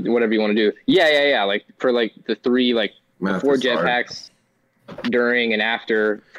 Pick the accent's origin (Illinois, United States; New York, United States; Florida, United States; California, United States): Florida, United States; Orlando; I'm from Orlando, Florida.